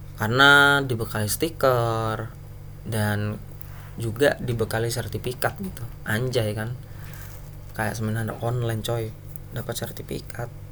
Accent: Surabaya, East Java, Indonesia; saya kan orang Surabaya

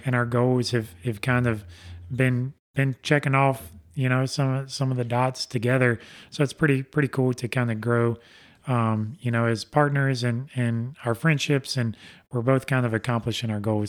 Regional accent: Alabama, United States; I'm from Alabama

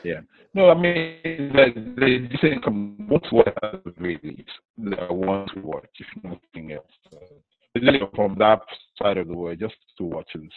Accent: Nigeria; I grew up in Nigeria

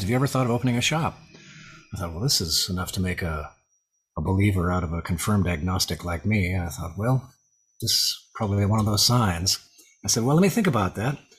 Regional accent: Arcadia, California, United States; now in Lafayette, United States; I grew up in Southern California, uh, Arcadia, California, the jewel of the smog belt

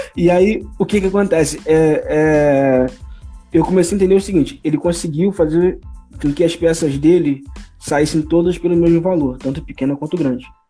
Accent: Petrópolis, Rio de Janeiro, Brazil; now in Rio de Janeiro, Brazil; Nascido e criado em Petrópolis

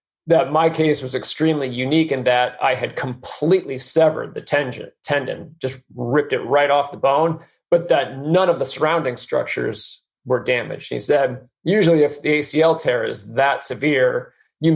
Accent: New Hampshire, United States; I grew up in New Hampshire

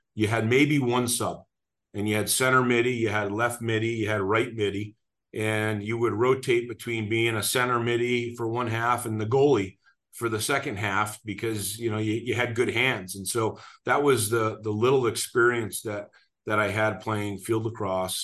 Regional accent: Burnaby, British Columbia, Canada; now in Denver, United States; grew up just outside of Vancouver, British Columbia, a town called Burnaby

